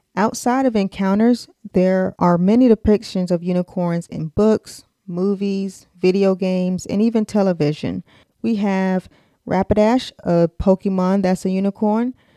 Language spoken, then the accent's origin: English; United States; accent: American; my American accent